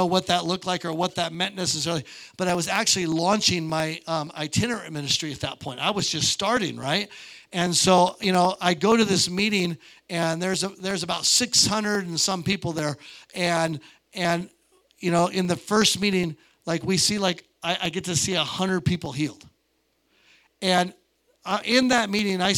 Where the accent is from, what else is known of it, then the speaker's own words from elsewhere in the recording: Montana, United States; I'm from Montana